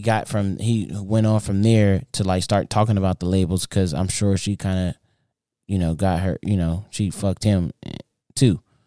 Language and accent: English; United States